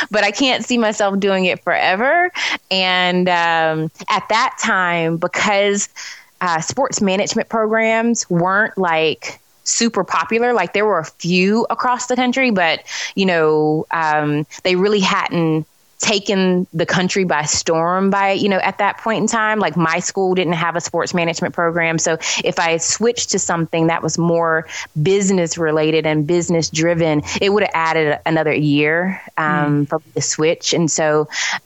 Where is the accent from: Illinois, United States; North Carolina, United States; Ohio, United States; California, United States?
North Carolina, United States; Charlotte; also born or lived in Greensboro, North Carolina; I'm from Charlotte, North Carolina